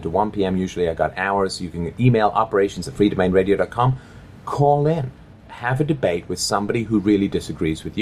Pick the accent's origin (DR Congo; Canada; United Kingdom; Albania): Canada; I grew up in Canada.